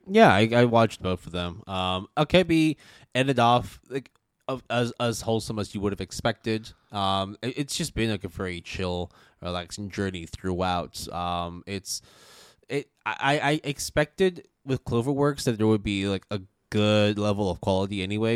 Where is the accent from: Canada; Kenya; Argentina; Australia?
Canada; moved away; also born or lived in United States; growing up in Canada and, like, wa-, and then also going to school in the U S